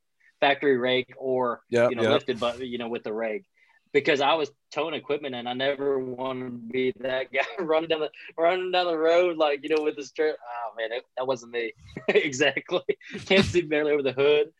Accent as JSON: {"language": "English", "region": "Louisiana", "country": "United States", "said": "I'm down from Louisiana"}